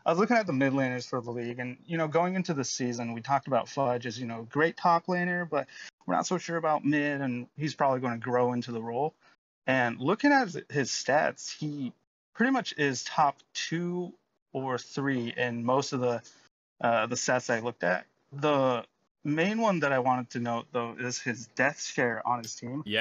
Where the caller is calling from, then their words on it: Yokohama, Kanagawa, Japan; I'm calling from Yokohama, Japan.